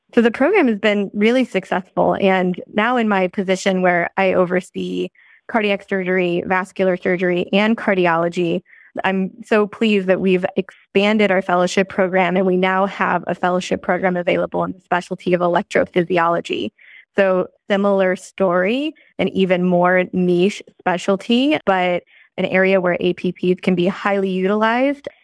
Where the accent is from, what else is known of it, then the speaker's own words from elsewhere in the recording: St. Louis, Missouri, United States; moved away as an adult; also born or lived in Columbia, Missouri; now in California, United States; I grew up in Saint Louis